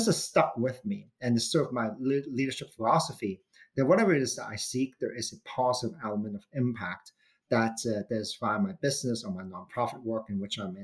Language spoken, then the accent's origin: English; Hong Kong; I'm the good boy from Hong Kong, meaning, you know, so born and raised in Hong Kong